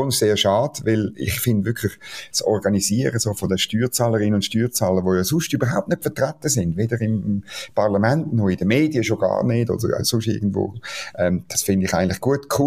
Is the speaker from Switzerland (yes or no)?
yes; Switzerland; manchmal fühlt sich als Schweizer ähm, äh, noch gut, weil es ist an anderen Orten noch viel schlimmer.